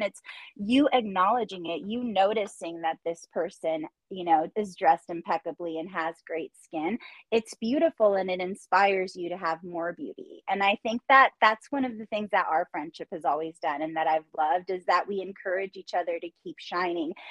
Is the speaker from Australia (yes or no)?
no; Orange County, California, United States; moved away; You're from the same area that I'm from